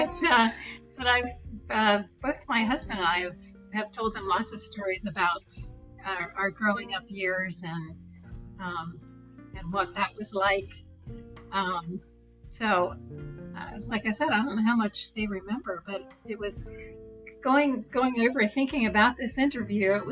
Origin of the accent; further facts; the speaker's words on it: Virginia, United States; I grew up in Virginia, in the northwestern part of the state, in a rural mountainous area